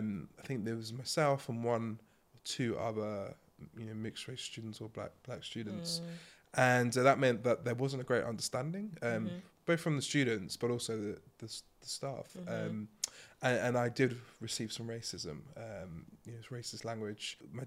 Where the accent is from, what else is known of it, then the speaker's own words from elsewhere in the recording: Milton Keynes, South East England, United Kingdom; so I grew up in Milton Keynes and... some people will know it for roundabouts.